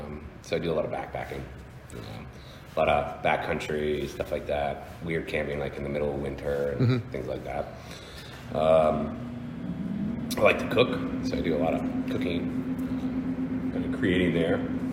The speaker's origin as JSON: {"language": "English", "region": "Pennsylvania", "country": "United States", "tie": "born or raised there", "also_born_or_lived": "Oregon / Washington / Florida", "said": "I grew up all over the place. I was out west for my, early elementary years, so Oregon, Washington, that area, and then for middle school and high school I was in Pennsylvania, and then Florida for college."}